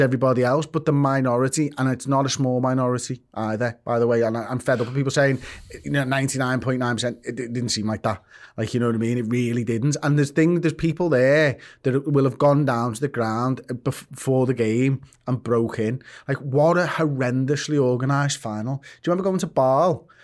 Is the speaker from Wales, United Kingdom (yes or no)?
no; Liverpool, North West England, United Kingdom; I'm from Liverpool. I am English. Like, I was born in England